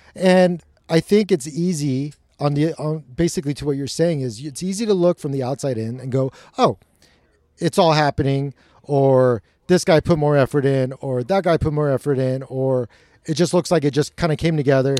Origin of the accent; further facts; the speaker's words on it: Long Beach, California, United States; I grew up in Long Beach